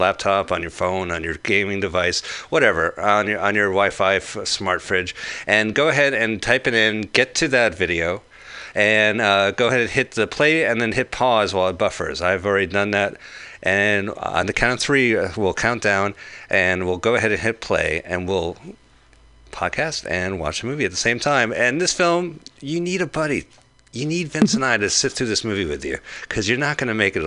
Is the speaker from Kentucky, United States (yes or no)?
no; Montclair, New Jersey, United States; my hometown college